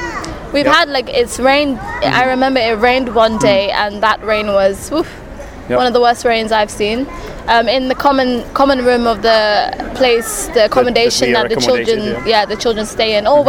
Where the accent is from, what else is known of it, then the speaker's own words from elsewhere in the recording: London, United Kingdom; accent: British-English; moved away as an adult; also born or lived in Romania; I'm from the UK, I was born and raised in London.